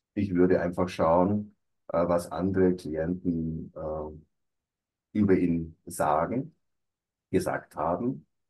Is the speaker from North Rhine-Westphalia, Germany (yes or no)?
no; Allgäu, Bavaria, Germany; ich komme also aus dem Allgäu, war da auch beruflich tätig